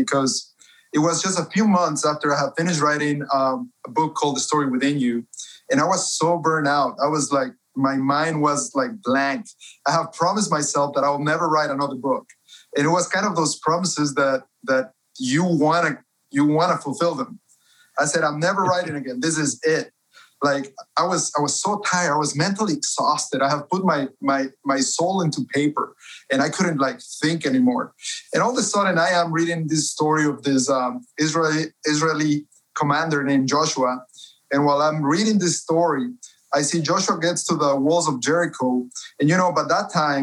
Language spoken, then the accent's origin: English; Cuenca, Azuay, Ecuador; moved away as an adult; now in United States; I was born and raised in Cuenca, Ecuador, been in the States for 11 years.